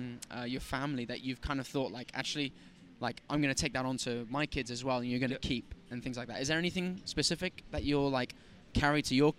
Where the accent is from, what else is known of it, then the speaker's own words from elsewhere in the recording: Turkey; now in London, United Kingdom; I grew up in Turkey.